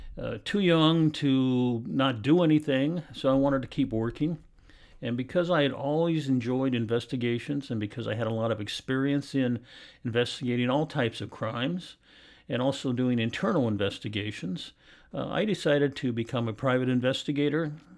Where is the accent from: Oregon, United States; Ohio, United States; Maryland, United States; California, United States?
Oregon, United States; Portland; I was born and raised here in Portland, Oregon. I went to Franklin High School, which is in Southeast Portland.